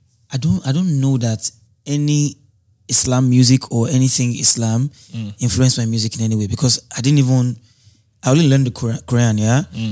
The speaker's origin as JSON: {"language": "English", "region": "Lagos", "country": "Nigeria", "tie": "born or raised there", "said": "Lagos, Ifeako Ajayi."}